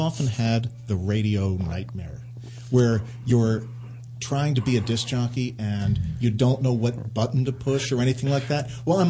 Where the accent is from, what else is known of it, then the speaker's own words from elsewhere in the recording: Penns Grove, New Jersey, United States; also born or lived in Philadelphia; It's this little town called Pensgrove. Down in Salem County.